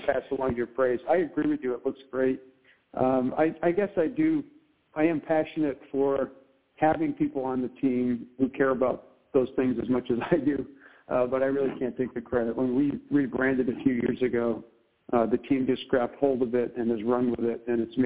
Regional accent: Pittsfield, Massachusetts, United States; also born or lived in Seattle, Washington; I grew up in the region that I serve today of Berkshire County, you know, Western Mass, Eastern New York. This is my hometown.

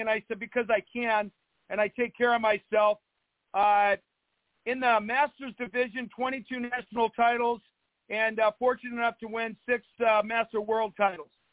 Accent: Spokane, Washington, United States; my hometown of Spokane and my high school

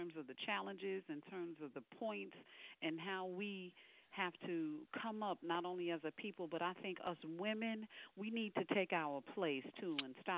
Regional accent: Brooklyn, New York, United States; now in Decatur, United States; I'm not from here. I'm originally from Brooklyn

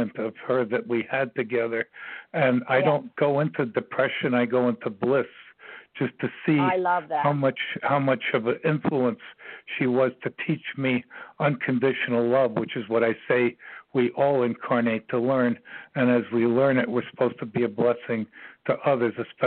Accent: New York City, New York, United States; I was born in New York City myself on September 22nd, 1944 at 3:40 a.m.

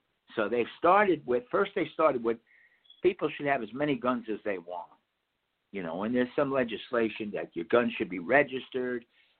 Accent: Palisades Park, New Jersey, United States; also born or lived in Ridgefield, New Jersey; I grew up in Palisade Park, one of the first places I lived. They were all Italians

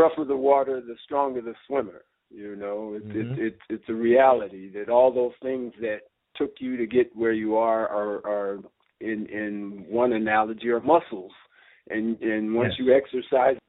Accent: Los Angeles, California, United States; also born or lived in San Jose; growing up in Los Angeles

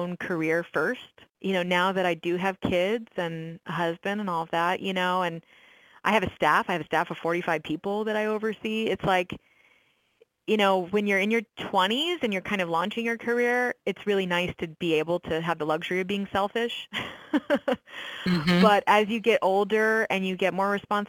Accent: Orlando, Florida, United States; moved away as an adult; also born or lived in San Francisco / New York; move back to Orlando, which is my hometown

